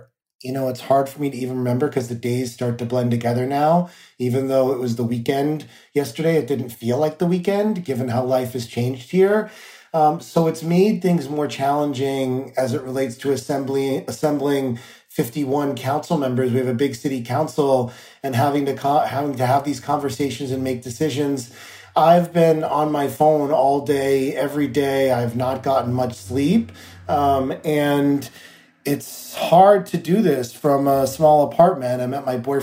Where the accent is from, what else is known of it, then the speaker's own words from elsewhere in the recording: New York City, New York, United States; as a New Yorker